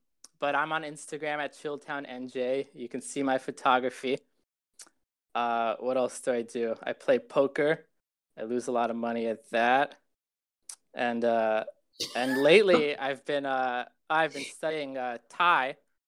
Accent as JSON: {"language": "English", "country": "Israel", "tie": "born there", "said": "I was born in Israel."}